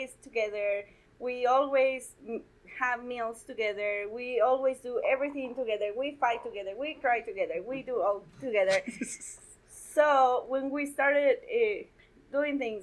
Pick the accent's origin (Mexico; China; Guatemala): Guatemala; moved away as an adult; now in Colorado, United States; I was born and raised in Guatemala